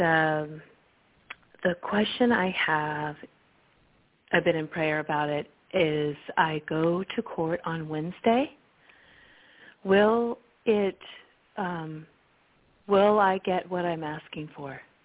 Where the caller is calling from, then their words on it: Salinas, California, United States; I'm calling from uh, Salinas, California